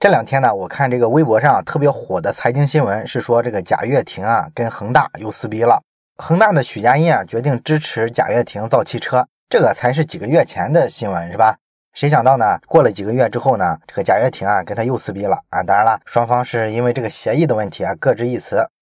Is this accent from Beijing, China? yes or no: no; Shandong, China; 我作为一个山东人